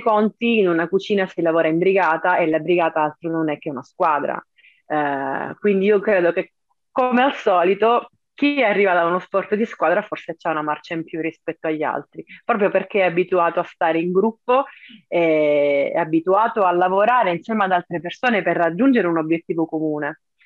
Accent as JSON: {"language": "Italian", "town": "Cosenza", "region": "Calabria", "country": "Italy", "said": "ho visto il bollino su Cosenza perché so dov'è la mia città"}